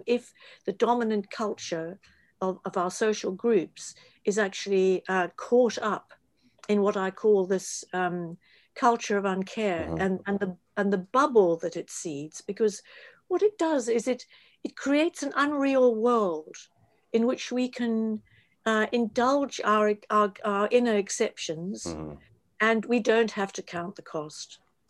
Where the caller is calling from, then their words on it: London, United Kingdom; I don't know what it's like in the States. I'm speaking from London.